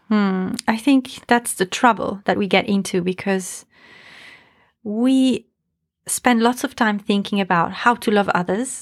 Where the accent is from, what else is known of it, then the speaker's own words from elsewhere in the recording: Italy; I'm from Italy, where there is quite a patriarchy